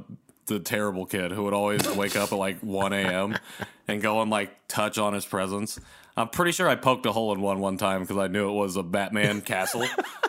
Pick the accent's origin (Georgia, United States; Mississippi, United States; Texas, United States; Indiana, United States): Indiana, United States; growing up in Indiana, until recently, we've always had snow on Christmas.